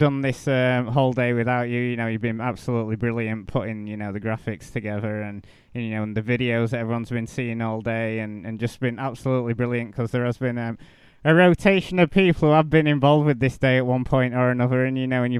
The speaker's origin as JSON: {"language": "English", "town": "Sheffield", "region": "Yorkshire and the Humber", "country": "United Kingdom", "said": "I'm from Sheffield"}